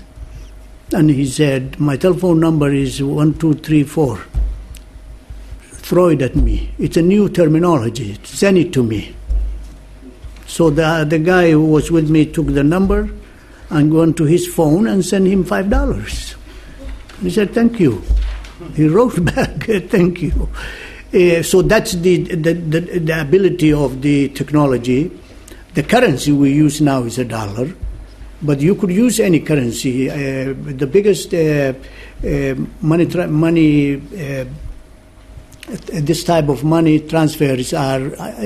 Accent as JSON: {"language": "English", "town": "Borama", "region": "Somaliland", "country": "Somalia", "said": "I come from Borama, so therefore I'm a different clan than the one in Hargeisa"}